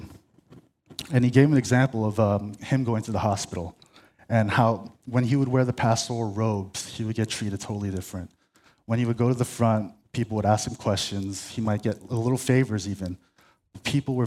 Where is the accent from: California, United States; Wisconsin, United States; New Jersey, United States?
California, United States; La Cañada Flintridge; I'm from La Cañada.